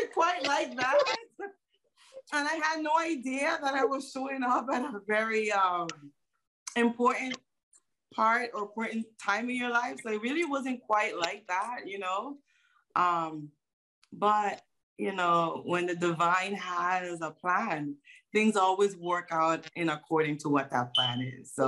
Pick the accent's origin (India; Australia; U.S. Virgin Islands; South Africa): U.S. Virgin Islands; I was born in St. Croix, U.S. Virgin Islands